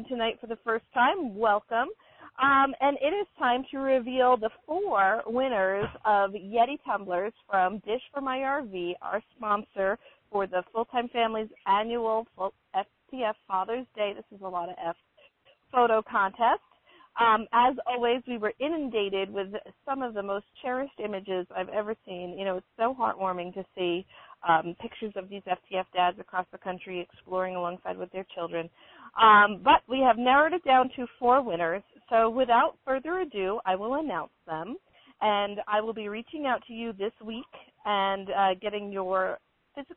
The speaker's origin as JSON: {"language": "English", "region": "East Coast", "country": "United States", "tie": "born or raised there", "moved": "yes", "said": "growing up on the East Coast"}